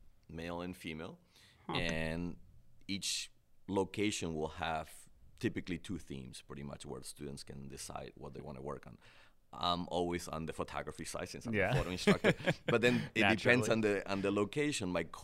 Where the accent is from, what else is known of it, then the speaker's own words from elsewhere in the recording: Cleveland, Ohio, United States; I grew up in Cleveland, so it's like cold compared to Columbus.